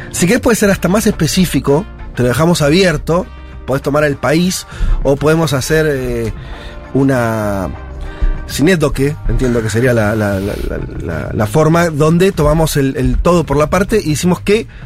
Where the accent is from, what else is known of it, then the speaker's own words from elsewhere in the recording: Argentina; Por, por ahí la Argentina, está bien el más porque somos argentinos ya tenemos varias cosas.